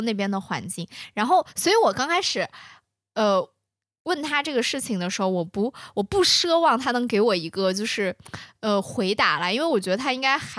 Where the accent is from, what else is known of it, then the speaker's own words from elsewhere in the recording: China; 我们不会想说，呃，每每一个时刻都在想说我们去找一下我们中国人身份，因为我们就在我们自己的国家，